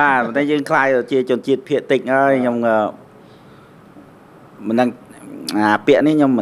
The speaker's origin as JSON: {"language": "Khmer", "area": "Khukhan district", "region": "Sisaket", "country": "Thailand", "tie": "born or raised there", "moved": "yes", "lives_now": "Surin, Thailand"}